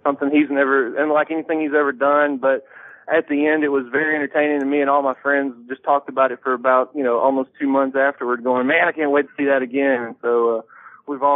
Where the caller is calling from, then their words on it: Georgia, United States; I'm calling from Georgia.